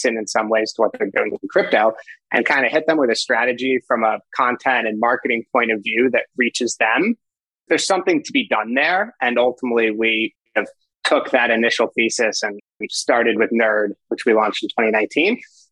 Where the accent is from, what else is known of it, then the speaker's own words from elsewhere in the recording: New York City, New York, United States; moved away as an adult; now in Northern California, United States; Born and raised in New York. Actually grew up with my co-founder, Will, which I'm sure we'll get into, in Manhattan